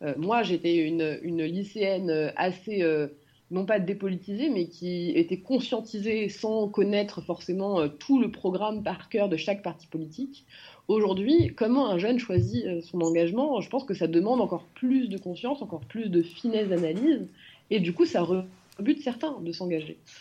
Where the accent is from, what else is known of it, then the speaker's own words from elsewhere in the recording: France; je suis particulièrement fière d'être française